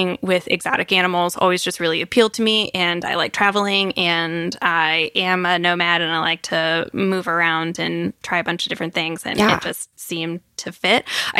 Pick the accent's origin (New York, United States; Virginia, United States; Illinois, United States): Virginia, United States; moved away as an adult; also born or lived in North Carolina; I'm from Virginia